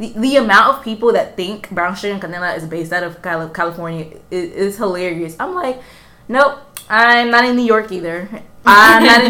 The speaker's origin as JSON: {"language": "English", "country": "Honduras", "first_language": "Spanish", "second_language": "English", "said": "I am from Honduras"}